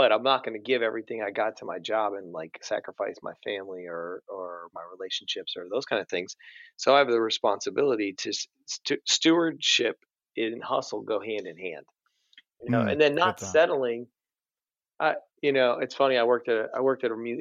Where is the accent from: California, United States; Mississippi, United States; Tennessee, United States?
Tennessee, United States; Nashville; I grew up in Nashville